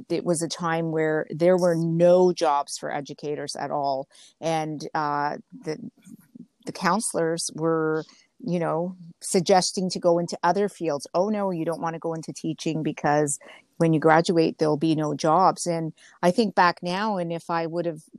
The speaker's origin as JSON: {"language": "English", "region": "Ontario", "country": "Canada", "tie": "born or raised there", "also_born_or_lived": "Genoa, Italy", "second_language": "English", "said": "I was 2 when we came over. I was born in Italy, and we came over to Canada"}